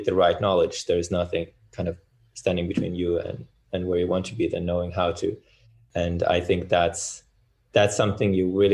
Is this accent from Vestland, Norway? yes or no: yes; Bergen, Vestland, Norway; I'm from Bergen.